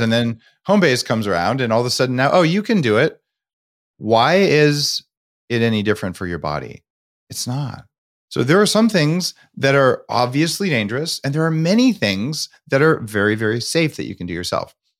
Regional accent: United States; as an American

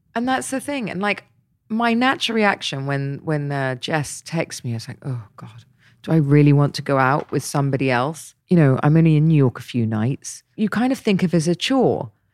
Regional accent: Dorset, South West England, United Kingdom; now in Dubai, United Arab Emirates; I grew up in Dorset, so I know it very well

